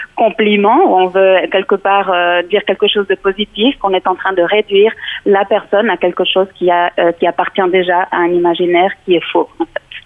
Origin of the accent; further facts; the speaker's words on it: Mexico; now in Switzerland; je suis originaire euh, du Mexique